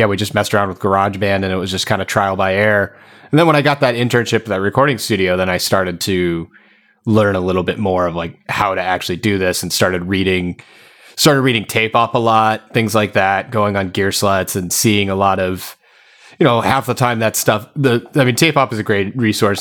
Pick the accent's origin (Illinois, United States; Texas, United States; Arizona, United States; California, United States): Arizona, United States; I played in a bunch of bands growing up in Arizona